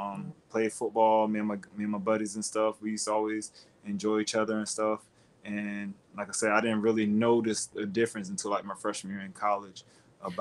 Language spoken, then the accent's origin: English; Fort Myers, Florida, United States; Fort Myers, Florida. Fort Myers, Florida. It was rough.